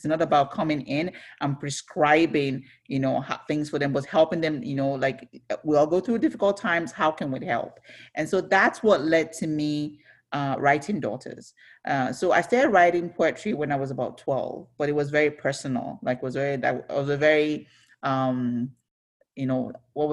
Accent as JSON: {"language": "English", "town": "Ibadan", "region": "Oyo", "country": "Nigeria", "tie": "born or raised there", "also_born_or_lived": "Onitsha, Nigeria", "said": "I was born in Ibadan, Nigeria. So that's in southwestern Nigeria. So I grew up in a home with five kids."}